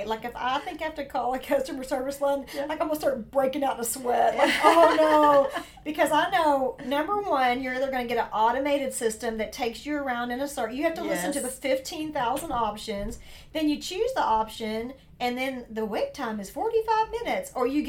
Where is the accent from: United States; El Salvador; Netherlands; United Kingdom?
United States; the South; accent: southern; my southern accent.